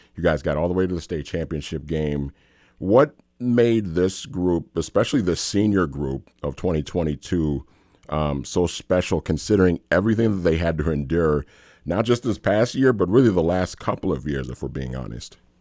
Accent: St. Paul, Minnesota, United States; I grew up in St. Paul

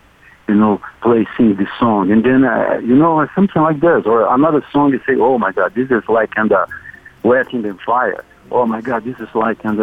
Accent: Rio de Janeiro, Brazil; I grew up in Rio, in Brazil

